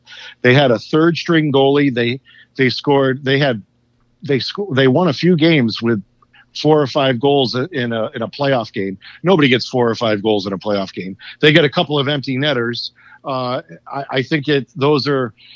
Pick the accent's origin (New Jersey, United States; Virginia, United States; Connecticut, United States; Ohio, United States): Connecticut, United States; I grew up in Connecticut